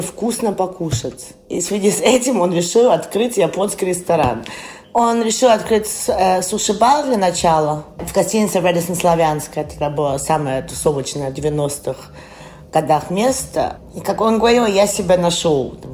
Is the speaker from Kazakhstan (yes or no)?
no; Germany; also born or lived in London; Я никогда в России не жила. Я родилась в Германии.